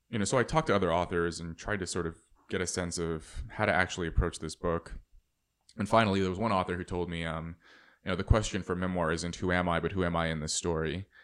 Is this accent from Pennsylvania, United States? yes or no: no; Red Bluff, California, United States; seventeen growing up in Red Bluff, California